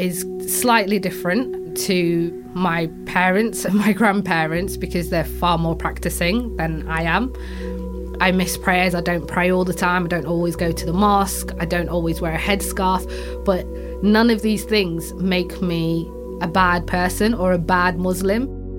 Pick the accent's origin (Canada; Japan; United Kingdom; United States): United Kingdom; Yorkshire and the Humber; When I went to Africa, I realised I'm actually a Yorkshire girl. I'm from Yorkshire, I'm British.